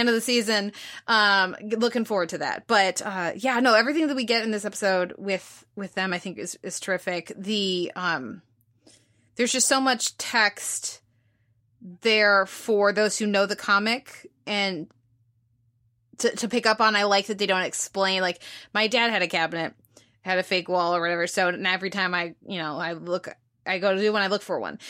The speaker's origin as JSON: {"language": "English", "country": "United States", "said": "as an American"}